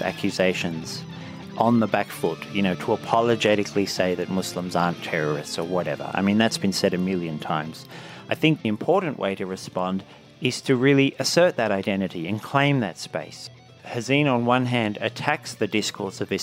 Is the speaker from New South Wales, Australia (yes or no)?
yes; Blue Mountains, New South Wales, Australia; when I was a teenager growing up in the Blue Mountains